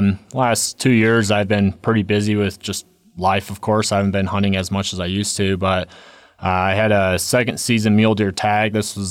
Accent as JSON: {"language": "English", "town": "Silverthorne", "region": "Colorado", "country": "United States", "tie": "born or raised there", "said": "I grew up in Silverthorne, Colorado, so did a second season mule deer hunt up there."}